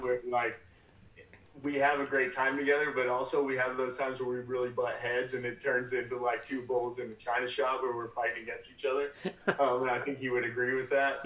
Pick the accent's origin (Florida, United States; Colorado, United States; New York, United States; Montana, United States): Colorado, United States; I'm from Colorado. I grew up in Colorado